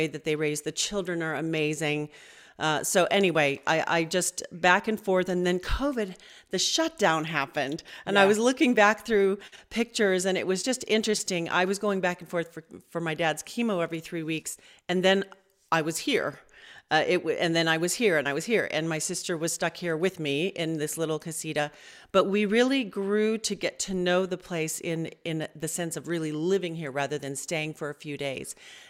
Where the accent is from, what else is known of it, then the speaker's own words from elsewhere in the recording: Los Angeles, California, United States; So I'm from Los Angeles. I'm third generation Southern California